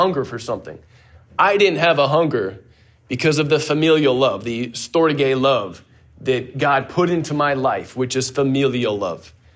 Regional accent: Pebble Beach, California, United States; moved away; I grew up in Pebble Beach, California

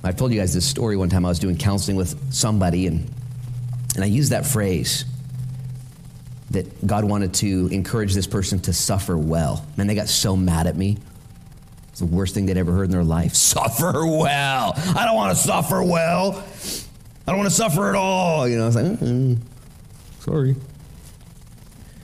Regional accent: United States; I'm an American

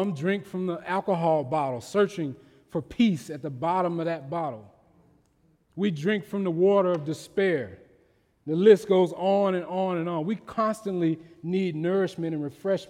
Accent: Mississippi, United States; growing up in Mississippi

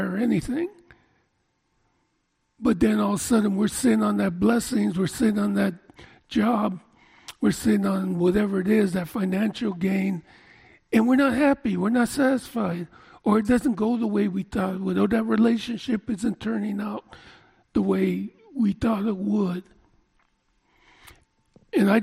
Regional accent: Oakland, California, United States; born and raised in East Oakland

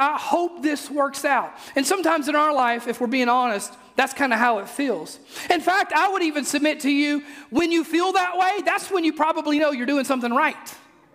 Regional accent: Mississippi, United States; now in Oak Ridge, United States; I'm from Mississippi

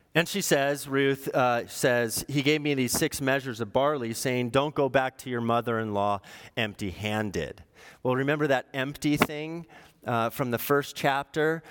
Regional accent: Orange County, California, United States; I'm from Orange County.

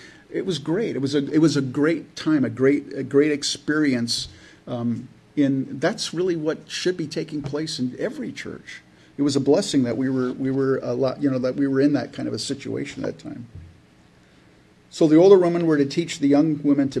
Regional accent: California, United States; I grew up in California, so it's in my blood

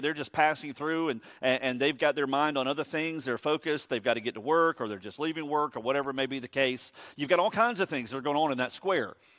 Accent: Savannah, Georgia, United States; I was born and raised in Savannah.

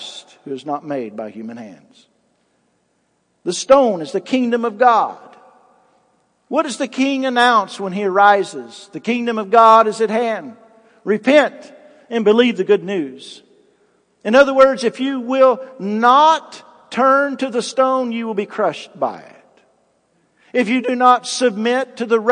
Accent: United States; as American citizens

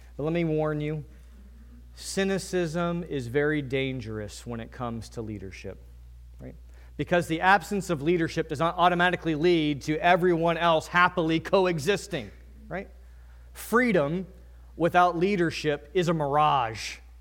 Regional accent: Virginia, United States; now in New England, United States; I'm from Virginia

